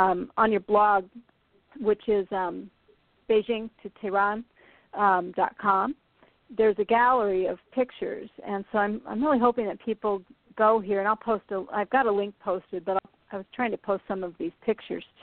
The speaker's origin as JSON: {"language": "English", "region": "Iowa", "country": "United States", "tie": "born or raised there", "also_born_or_lived": "California / Lake Tahoe", "moved": "yes", "lives_now": "Maine, United States", "said": "I was raised in Iowa"}